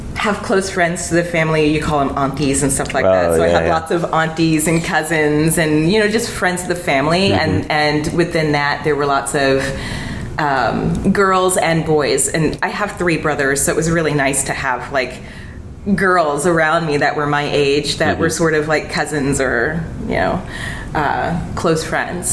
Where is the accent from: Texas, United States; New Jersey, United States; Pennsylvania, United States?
Texas, United States; moved away; also born or lived in New York; I was in Texas from 10